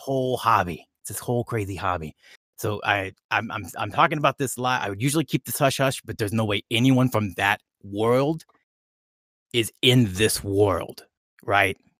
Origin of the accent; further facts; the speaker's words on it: California, United States; I'm from, you know, California. I, I live in L